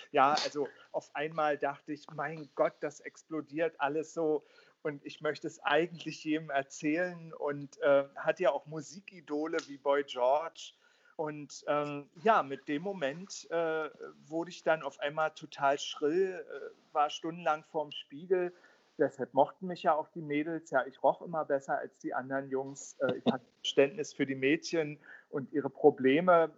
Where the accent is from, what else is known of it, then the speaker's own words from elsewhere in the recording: Berlin, Germany; Ich bin ja im Südosten von Berlin aufgewachsen